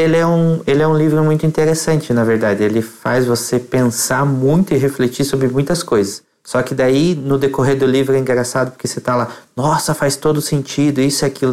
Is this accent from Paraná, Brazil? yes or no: yes; Colombo, Paraná, Brazil; sou de Colombo, no Paraná, região metropolitana de Curitiba